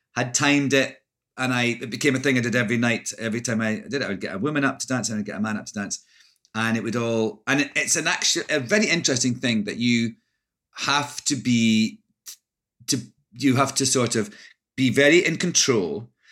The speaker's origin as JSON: {"language": "English", "region": "Scotland", "country": "United Kingdom", "also_born_or_lived": "London", "moved": "as an adult", "lives_now": "United States", "said": "I'm Scottish"}